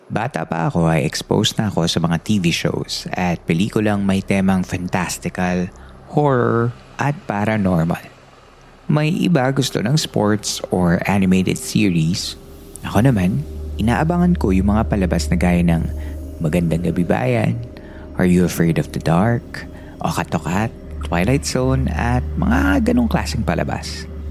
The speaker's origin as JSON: {"language": "Tagalog", "region": "Central Luzon", "country": "Philippines", "tie": "born or raised there", "said": "Batang 90s ako at lumaki ako sa Bulacan sa isang barangay na kung tawagin ay San Gabriel"}